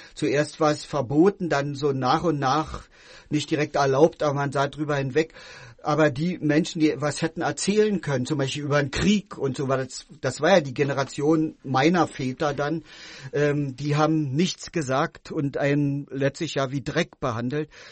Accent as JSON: {"language": "German", "region": "Berlin", "country": "Germany", "tie": "born or raised there", "moved": "as an adult", "lives_now": "Wabern, Germany", "said": "also ich wurde ähm, in Ostberlin geboren, bin da auch groß geworden."}